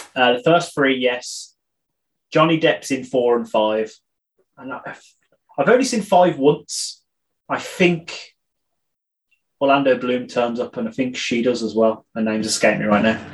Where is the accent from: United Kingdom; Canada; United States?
United Kingdom; I'm British